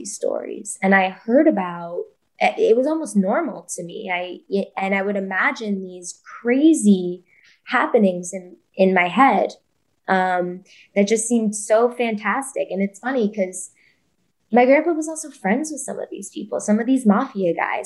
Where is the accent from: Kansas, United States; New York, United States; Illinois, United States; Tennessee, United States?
New York, United States; New York City; growing up in New York City, I know the school that I attended, you know, made us take self-defense classes in fourth grade, sixth grade, and eighth grade